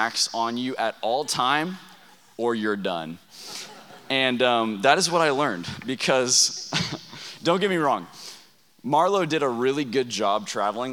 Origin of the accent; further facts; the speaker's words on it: Texas, United States; now in Oklahoma, United States; we're from Oklahoma. Haley and I are originally from Texas